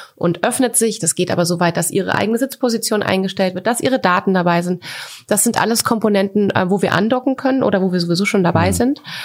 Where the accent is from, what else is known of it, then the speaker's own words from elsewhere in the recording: Coburg, Bavaria, Germany; also born or lived in Düsseldorf; now in Berlin, Germany; ich bin doch Coburgerin.